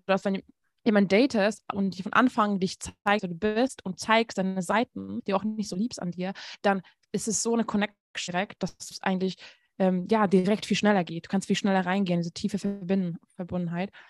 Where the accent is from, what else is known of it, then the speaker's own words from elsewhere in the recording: Hungary; moved away; ich komme aus Ungarn